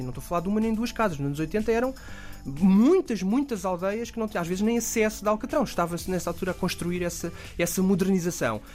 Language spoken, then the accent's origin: Portuguese; Oeiras, Lisbon, Portugal; also born or lived in Beira Baixa; eu cresci na, em, em Oeiras